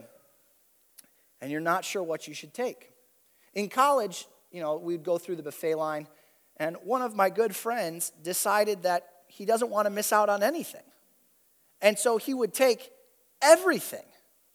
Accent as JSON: {"language": "English", "town": "Toledo", "region": "Ohio", "country": "United States", "tie": "born or raised there", "said": "I grew up in Toledo"}